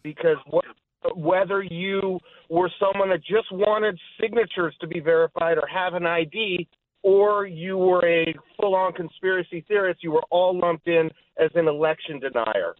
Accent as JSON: {"language": "English", "town": "Los Angeles", "region": "California", "country": "United States", "moved": "yes", "said": "I'm originally from Los Angeles"}